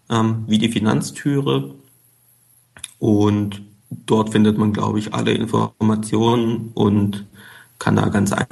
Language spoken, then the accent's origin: German; Baden-Württemberg, Germany; born there; accent: Swabian; Eigentlich bin ich gebürtiger Schwabe, kommt immer mal wieder durch, stimmlich.